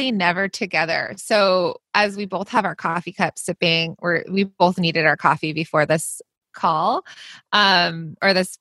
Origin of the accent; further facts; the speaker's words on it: Los Angeles, California, United States; also born or lived in New York / New Jersey; I'm from Los Angeles, and I go between Los Angeles and the East Coast, like New York and New Jersey